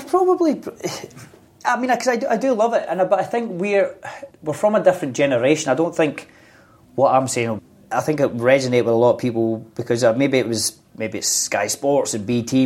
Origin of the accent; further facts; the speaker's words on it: Scotland, United Kingdom; being a young boy growing up in Scotland